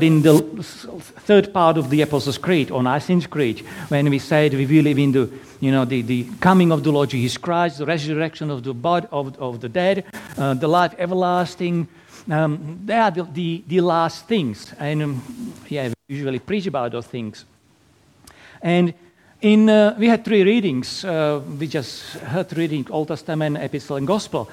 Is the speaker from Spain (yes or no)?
no; Slovakia; English is a second language; moved away as an adult; now in Perth, Australia; originally from tiny little country in Eastern Europe, Slovakia. So that's why my lovely accent.